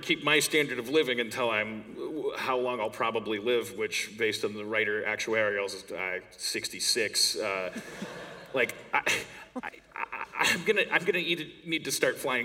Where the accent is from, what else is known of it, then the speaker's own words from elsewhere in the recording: Wisconsin, United States; moved away; I'm from Wisconsin, which is the place in the States that's like the mitten in the middle, on top